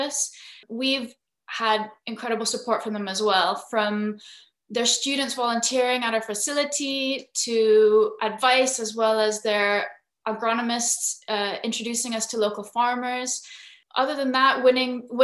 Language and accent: English; Philippines; moved away; So I'm half Filipino, half Scottish. And growing up in the Philippines